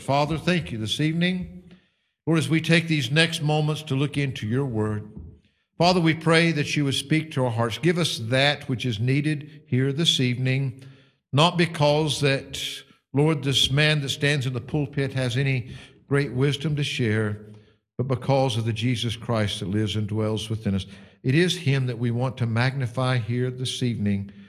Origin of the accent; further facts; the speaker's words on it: United States; now in United Kingdom; Mine happens to be a blue passport instead of your burgundy one, which identifies me as an American citizen